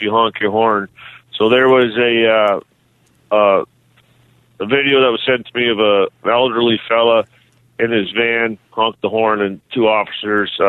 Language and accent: English; Canada; as a Canadian